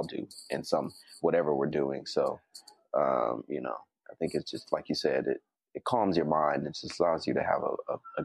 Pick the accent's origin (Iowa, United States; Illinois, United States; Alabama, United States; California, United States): California, United States; Berkeley; being from the Bay Area, that's where I'm from Berkeley